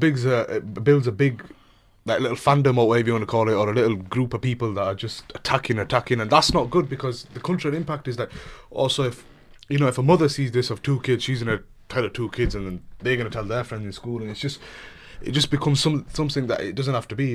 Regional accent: England, United Kingdom; British Pakistani, born here, born, raised here, proud British Pakistani

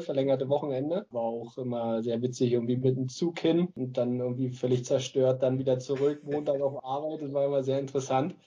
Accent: Berlin, Germany; now in Lübeck, Germany

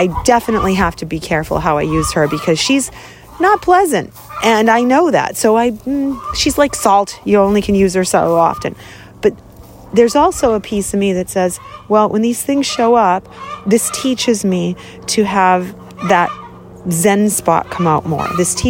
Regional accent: Boston, Massachusetts, United States; I grew up in Boston

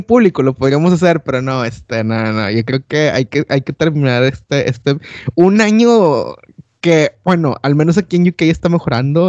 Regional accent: Monterrey, Nuevo León, Mexico; moved away as an adult; now in London, United Kingdom; yo soy de Monterrey

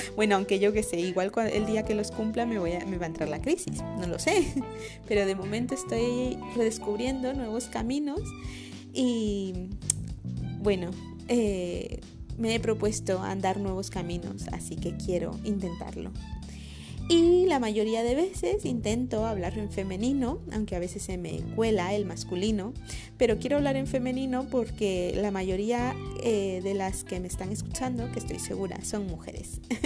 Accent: Guatemala; moved away as an adult; now in Madrid, Spain; esta parte chapina que tengo, que es toda prácticamente, porque nací en Guatemala

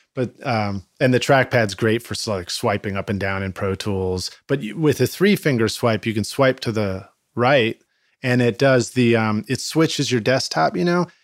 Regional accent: Boston, Massachusetts, United States; growing up in Boston

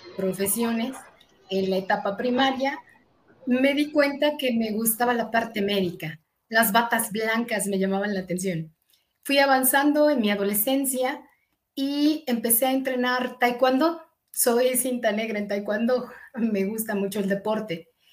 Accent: eastern State of Mexico, Mexico; nací en el Distrito Federal, pero toda mi infancia eh, la, desarrollé en la zona oriente del estado

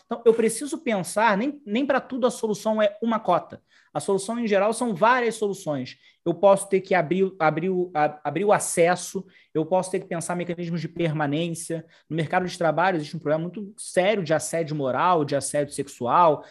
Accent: Brazil; eu sou um negro, por exemplo, brasileiro, né, existindo no Brasil

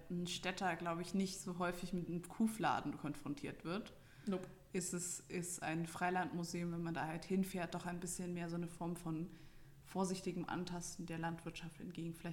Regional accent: Bavaria, Germany; Weil, also ich komme ja aus Franken, das heißt für mich, ähm, wenn ich jetzt irgendwie, keine Ahnung, eine, ein Fürther Haus sehe, dann, ah ja, das ist in der Nähe von mir.

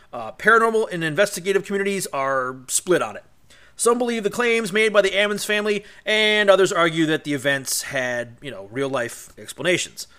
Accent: Cleveland, Ohio, United States; my hometown in Cleveland, Ohio

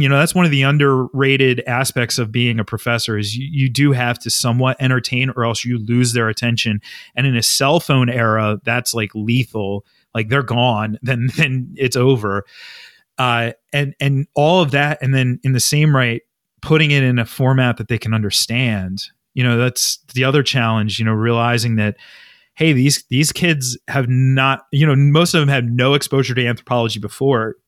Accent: Philadelphia, Pennsylvania, United States; as a Philadelphian

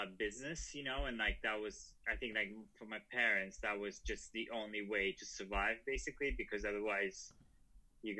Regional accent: Russia; moved away; also born or lived in Prague; I was born in Russia, and it was, you know, like growing up there in the 90s

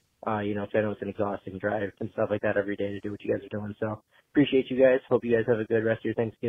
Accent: Buffalo, New York, United States; I'm from the Buffalo area.

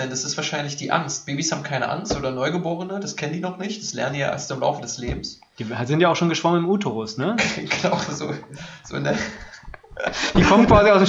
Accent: East Germany, Germany; Also ich komme ja aus Ostdeutschland

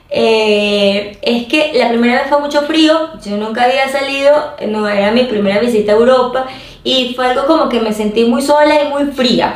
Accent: Venezuela; fuera de Venezuela, eh, lo iba a hacer en mi país

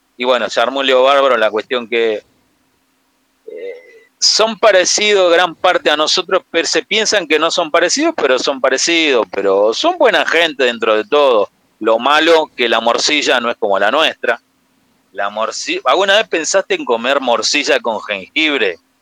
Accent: Rosario, Santa Fe, Argentina; soy de Rosario

